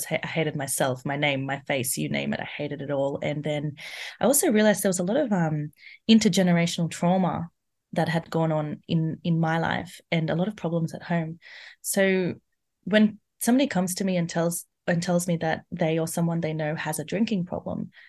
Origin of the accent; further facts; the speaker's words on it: India; So I'm Indian, and from there, I realized that so many women, they're going through domestic violence